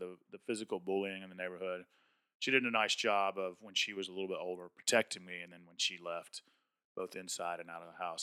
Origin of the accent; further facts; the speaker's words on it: Atlanta, Georgia, United States; I grew up in South Atlanta in a good blue-collar, hardworking part of the state of Georgia